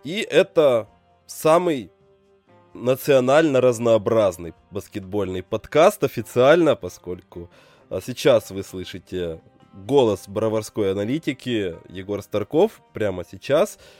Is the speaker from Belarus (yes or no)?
yes; Belarus